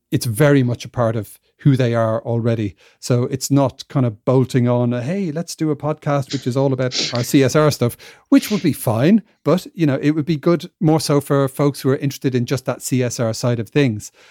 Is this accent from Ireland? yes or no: yes; Ireland; moved away; I'm from Ireland, even though I don't live there, uh, anymore and haven't for quite a while.